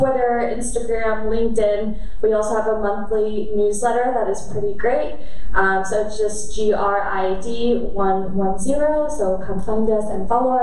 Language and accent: English; Germany; I grew up in Germany and I'm half Korean